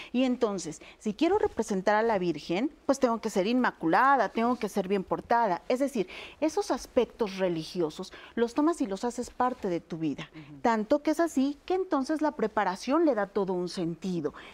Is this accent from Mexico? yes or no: yes; Mexico; los que somos mexicanos